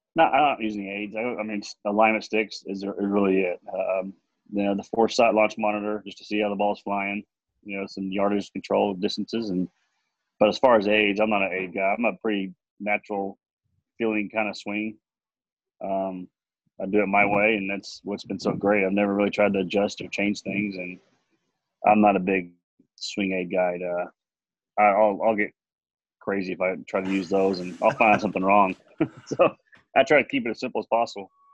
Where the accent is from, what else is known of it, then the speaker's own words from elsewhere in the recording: Amarillo, Texas, United States; I was from Amarillo